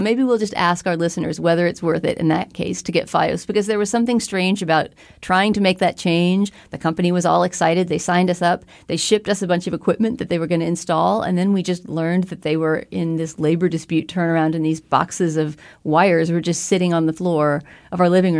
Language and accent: English; Texas, United States; And I was interested to talk about that just because I'm from Texas and have never had a Texas accent.